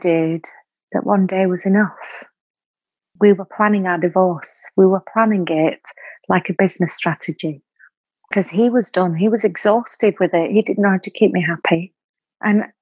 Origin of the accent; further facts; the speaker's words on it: Bolton, North West England, United Kingdom; I'm from Bolton, same place that you're from, Katie.